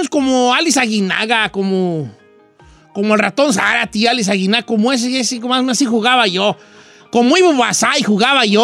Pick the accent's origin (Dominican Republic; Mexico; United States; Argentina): Mexico; Los Reyes, Michoacán; moved away; De los Reyes, Michoacán.